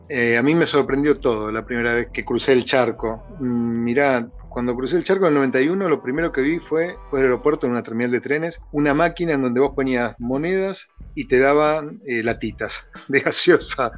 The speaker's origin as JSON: {"language": "Spanish", "region": "Buenos Aires", "country": "Argentina", "moved": "yes", "lives_now": "Catalonia, Spain", "said": "Yo soy de Buenos Aires, soy porteño."}